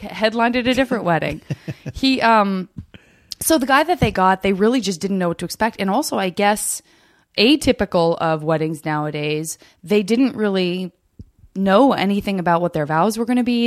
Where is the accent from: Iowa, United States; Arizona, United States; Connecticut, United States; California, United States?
Arizona, United States; I'm from Arizona